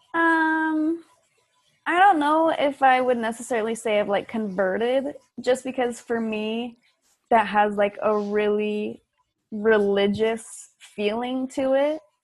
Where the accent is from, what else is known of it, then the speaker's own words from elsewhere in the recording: Utah, United States; moved away as an adult; also born or lived in Fort Worth, Texas; I grew up in Utah as a Mormon